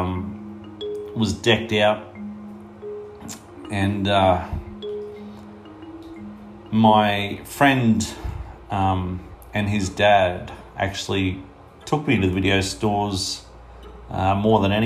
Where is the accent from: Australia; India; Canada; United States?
Australia; Toowoomba, Queensland; I'm from Toowoomba, Queensland in Australia.